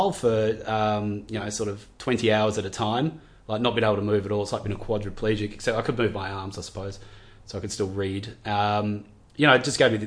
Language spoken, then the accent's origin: English; Gidgegannup, Western Australia, Australia; born or raised there; also born or lived in Subiaco, Western Australia